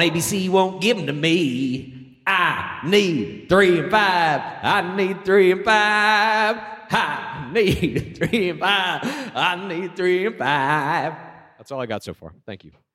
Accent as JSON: {"language": "English", "town": "Dallas", "region": "Texas", "country": "United States", "tie": "born or raised there", "said": "I grew up in Dallas."}